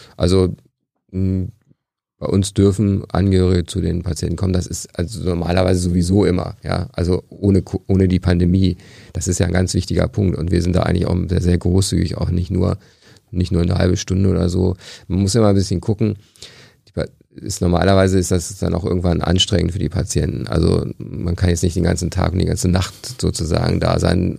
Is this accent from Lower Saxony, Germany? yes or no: yes; Hanover, Lower Saxony, Germany; moved away as an adult; also born or lived in Liverpool; now in Aachen, Germany; ich komme aus der Gegend von Hannover